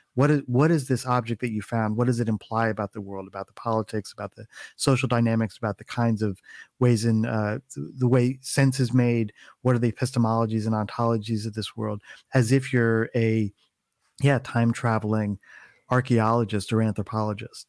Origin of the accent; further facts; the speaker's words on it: East Coast, United States; moved away as an adult; now in California, United States; I was I was born and raised um, on the East Coast